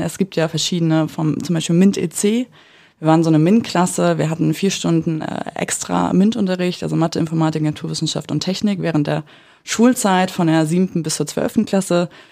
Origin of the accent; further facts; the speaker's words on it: Mecklenburg-Vorpommern, Germany; moved away as an adult; now in Berlin, Germany; wir sind aus Mecklenburg ursprünglich. Äh, ich persönlich wohne in Berlin, bin 2018 nach Berlin gezogen